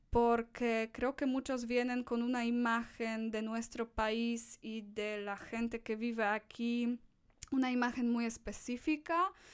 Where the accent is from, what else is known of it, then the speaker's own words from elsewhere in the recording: Poland; Spanish is a second language; soy una de las pocas polacas, polacos con los que eh, estas personas van a tener contacto en mi país